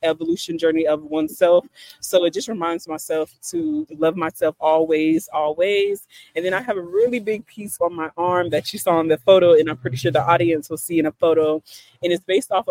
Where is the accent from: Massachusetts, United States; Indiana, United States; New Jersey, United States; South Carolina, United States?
South Carolina, United States; moved away; I'm originally from South Carolina